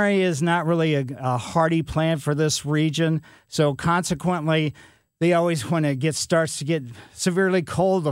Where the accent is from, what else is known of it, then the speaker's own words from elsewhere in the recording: Ellisville, Missouri, United States; growing up in Ellisville on Maple Lane